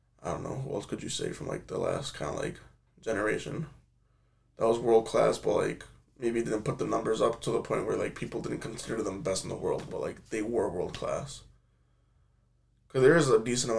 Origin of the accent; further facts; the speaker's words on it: United States; even as an American myself